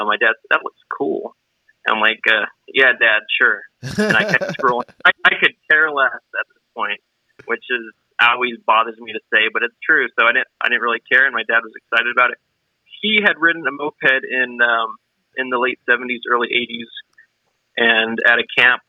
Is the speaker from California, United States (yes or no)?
no; Melbourne, Florida, United States; I'm from Melbourne, Florida, about an hour east of Orlando in the central part of the state on the East Coast